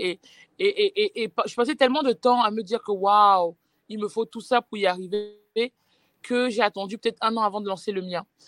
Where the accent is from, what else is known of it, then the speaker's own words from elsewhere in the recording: France; j'ai grandi en France